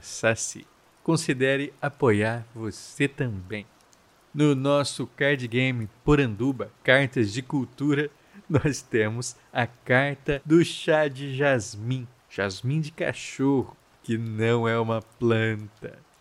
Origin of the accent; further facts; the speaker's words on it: Central-West, Brazil; ninguém conhece Fedegoso fora do meu Centro-Oeste